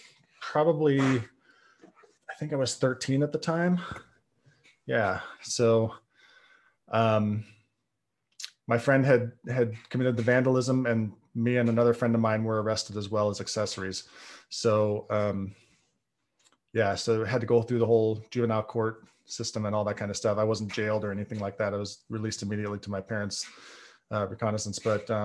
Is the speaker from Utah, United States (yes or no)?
yes; Salt Lake City, Utah, United States; born there; So I was born in Salt Lake City, Utah, into a Mormon family.